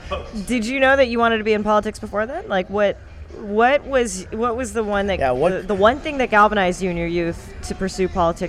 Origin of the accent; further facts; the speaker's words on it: Los Angeles, California, United States; I grew up in North Hills